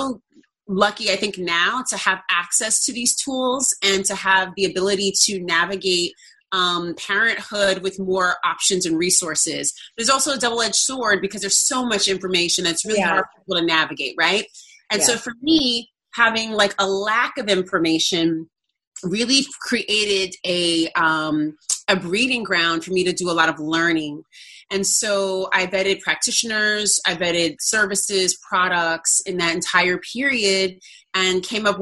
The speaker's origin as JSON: {"language": "English", "town": "Oakland", "region": "California", "country": "United States", "tie": "born or raised there", "moved": "as an adult", "lives_now": "New York City, United States", "said": "I am from Cali, born and raised in California, born in Southern California, raised in Oakland"}